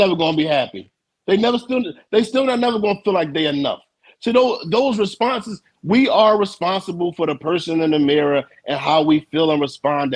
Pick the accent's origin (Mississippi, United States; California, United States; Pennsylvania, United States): Pennsylvania, United States; Philadelphia; I'm from Philly, where we from lived in row homes